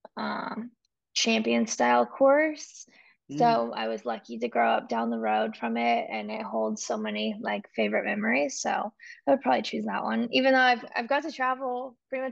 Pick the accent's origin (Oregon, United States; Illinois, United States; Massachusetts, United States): Oregon, United States; I'm from Oregon